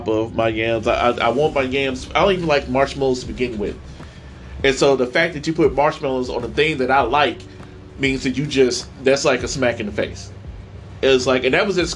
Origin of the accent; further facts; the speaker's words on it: St. Louis, Missouri, United States; moved away; also born or lived in Tennessee; I'm from St. Louis